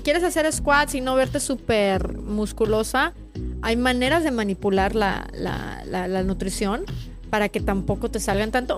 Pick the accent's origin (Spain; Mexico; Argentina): Mexico; lo que vivimos como mexicanas